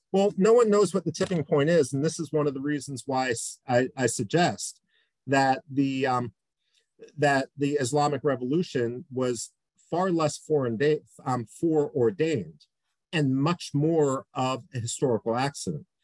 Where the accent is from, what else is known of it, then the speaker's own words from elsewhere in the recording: Philadelphia, Pennsylvania, United States; in Philadelphia, uh, my hometown